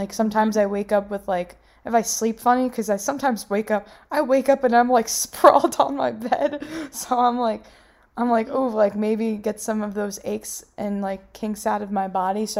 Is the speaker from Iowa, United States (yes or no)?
no; New York, United States; I'm from New York